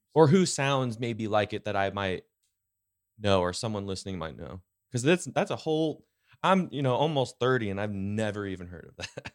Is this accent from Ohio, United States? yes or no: no; California, United States; now in Post Falls, United States; the California kid in me